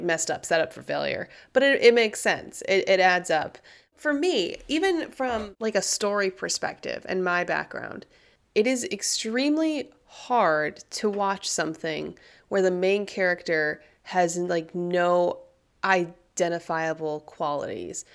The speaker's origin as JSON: {"language": "English", "country": "United States"}